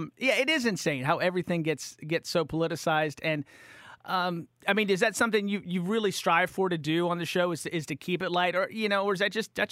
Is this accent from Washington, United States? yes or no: no; Appalachia, small town West Virginia, United States; I'm from Appalachia, so I'm from like small town, poor West Virginia